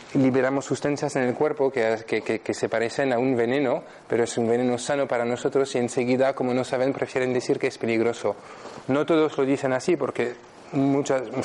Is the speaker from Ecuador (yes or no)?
no; France; Spanish is a second language; moved away as an adult; now in Spain; soy francés, vivo aquí en España desde 2009, desde hace siete años.